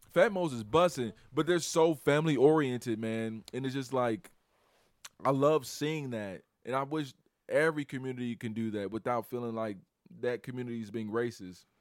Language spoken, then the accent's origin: English; Chicago, Illinois, United States; I'm from Chicago